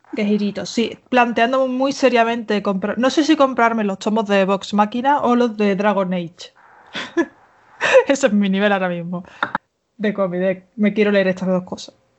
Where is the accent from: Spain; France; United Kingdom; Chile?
Spain; Seville, Andalusia; soy de Sevilla. soy andaluza